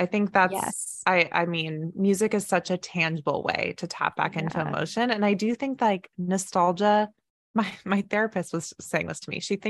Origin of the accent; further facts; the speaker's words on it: Dallas, Texas, United States; born there; but I was born in Dallas, Texas, and I lived there twice. And Texas football is such a big thing.